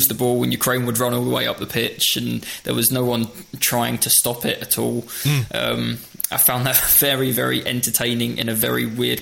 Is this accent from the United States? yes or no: no; England, United Kingdom; as an Englishman